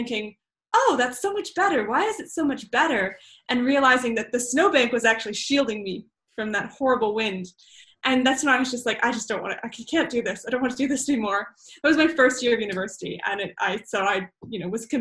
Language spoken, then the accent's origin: English; Western Canada, Canada; moved away as an adult; also born or lived in Vancouver Island, British Columbia; now in Sydney, Australia; I grew up in Western Canada